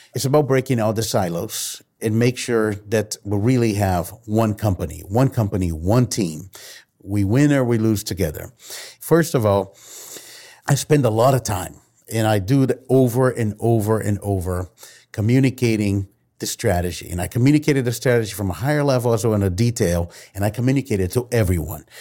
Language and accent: English; Brazil; moved away; I've been born and raised in Brazil